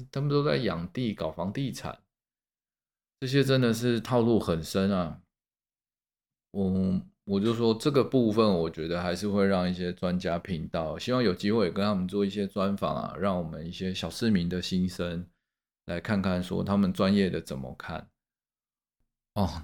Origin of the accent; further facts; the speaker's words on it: Taipei, Taiwan; 我们台北人